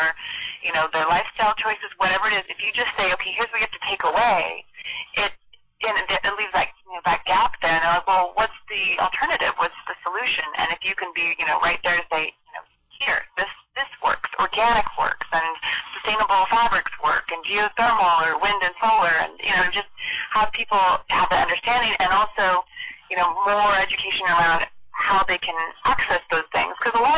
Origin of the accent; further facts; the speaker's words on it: Washington, United States; I grew up in Washington State